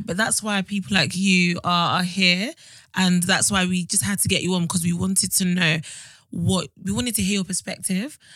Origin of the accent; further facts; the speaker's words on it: Nigeria; I'm Nigerian